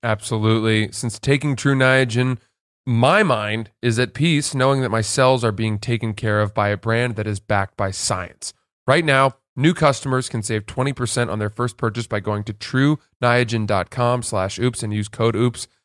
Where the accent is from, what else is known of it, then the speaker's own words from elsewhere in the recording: Freeport, Maine, United States; we grew up in Maine and in our town of Freeport